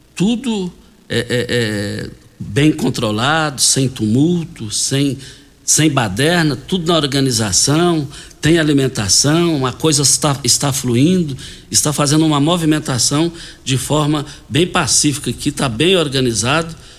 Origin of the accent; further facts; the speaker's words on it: Jardim Goiás, Brazil; fomos criados juntos ali no Parque Bandeirantes, depois ali no Jardim Goiás